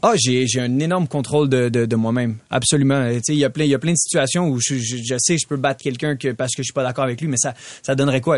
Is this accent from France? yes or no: no; Canada; je suis un des Canadiens qui est classé le, plus haut en ce moment.